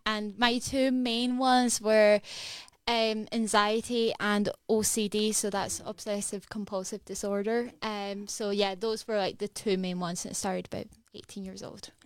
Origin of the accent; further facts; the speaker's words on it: Edinburgh, Scotland, United Kingdom; I am from Edinburgh, so I'm from here